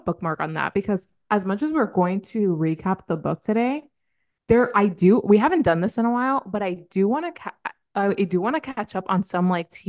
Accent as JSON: {"language": "English", "region": "East Coast", "country": "United States", "tie": "born or raised there", "said": "No, I honestly like growing up on the East Coast, I felt superior than most people because it was East Coast time."}